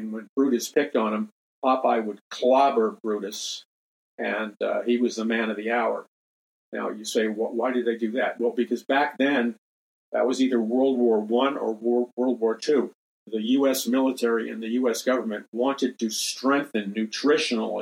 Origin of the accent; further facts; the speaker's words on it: United States; growing up in American society